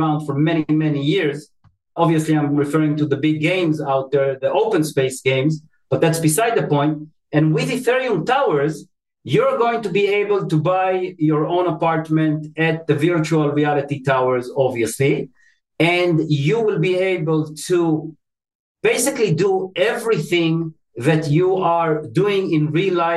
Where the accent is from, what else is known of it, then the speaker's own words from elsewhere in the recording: Tel Aviv, Tel Aviv District, Israel; moved away; I was born and raised in Tel Aviv, Israel